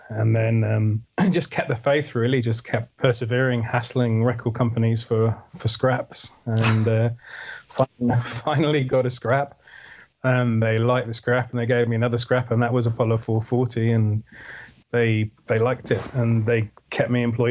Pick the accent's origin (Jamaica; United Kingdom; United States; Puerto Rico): United Kingdom; Wales; growing up in Wales in a little town